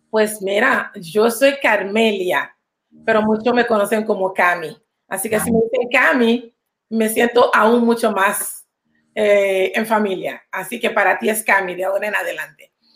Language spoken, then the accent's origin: Spanish; Panama City, Panama; now in New York, United States; Soy de Panamá. Mucha gente dice que eres de Colón. No soy colonense. Soy de ah, la ciudad.